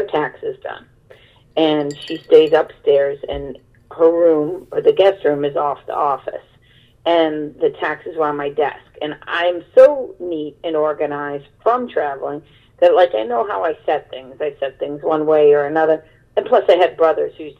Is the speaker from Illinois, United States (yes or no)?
no; Cleveland, Ohio, United States; also born or lived in Los Angeles / Brooklyn; now in Pennsylvania, United States; I'm from Cleveland.